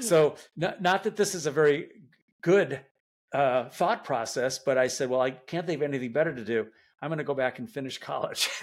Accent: Detroit, Michigan, United States; I, I grew up in Detroit

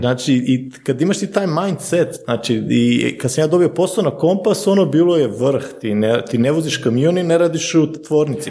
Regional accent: Slovenia; ja sam rođen u Sloveniji, nam, mi smo druga generacija, sad vidimo moje treće generacije, moji su došli iz Bosne

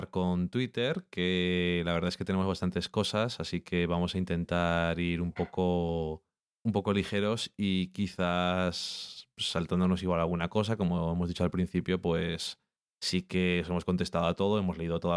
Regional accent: Burgos, Castile and León, Spain; Eso yo lo digo así, porque soy de Burgos.

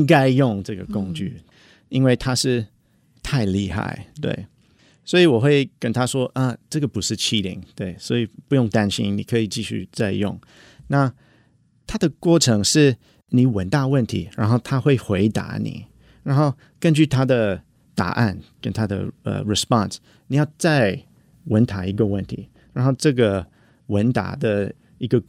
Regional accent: United States; Chinese is a second language; moved away as an adult; now in Taiwan; 然后我是来自美国。然后我在台湾已经呃差不多八年。

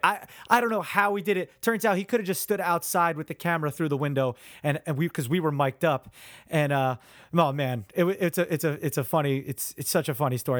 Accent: New Jersey, United States; I'm, I'm central Jersey

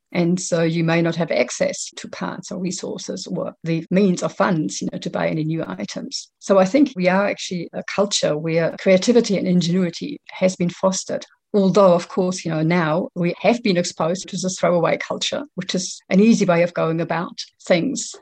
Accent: Germany; now in New Zealand; I live in Aotearoa. I'm originally from Germany

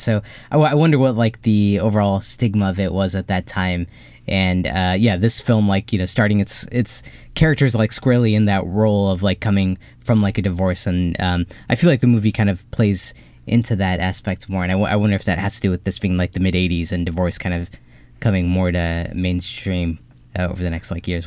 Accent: Ohio, United States; growing up in Ohio

